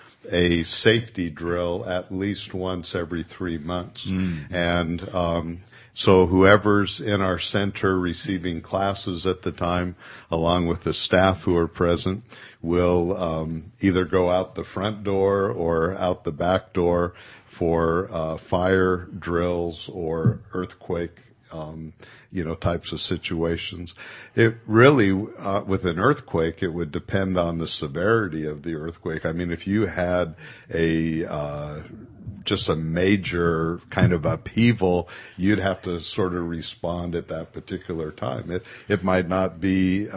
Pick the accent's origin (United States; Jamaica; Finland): United States; Los Angeles, California; born or raised there; now in Modesto, United States